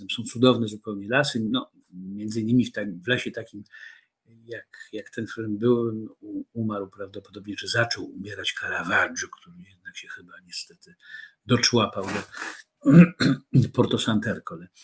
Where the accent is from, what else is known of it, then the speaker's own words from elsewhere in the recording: Warsaw, Masovian Voivodeship, Poland; do księgarni Paksu na rogu e, koszykowej, pięknej